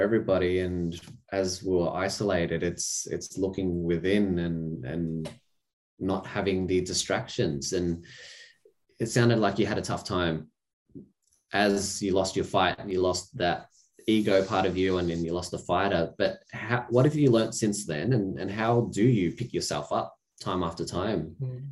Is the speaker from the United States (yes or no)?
no; Australia; being born here, I've got this little book. We all share this book. It says Australia